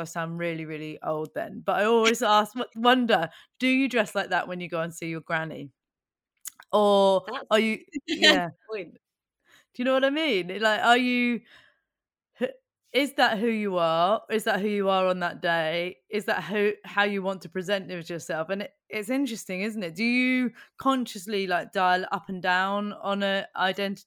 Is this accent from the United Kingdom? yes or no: yes; Buckinghamshire, South East England, United Kingdom; I grew up in Buckinghamshire outside London.